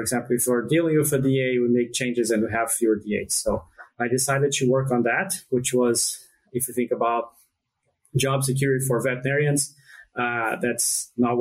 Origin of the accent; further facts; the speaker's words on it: Brazil; moved away as an adult; now in United States; I'm from Brazil, and I did my vet school training in Brazil. I moved to the U.S. in 2007